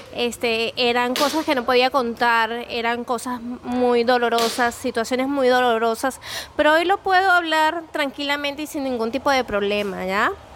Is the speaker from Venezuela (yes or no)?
yes; Venezuela; soy venezolana